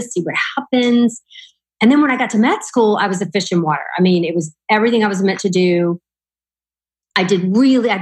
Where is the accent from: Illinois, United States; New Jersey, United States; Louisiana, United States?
Louisiana, United States; moved away; I'm from Louisiana. So I went to the college in my hometown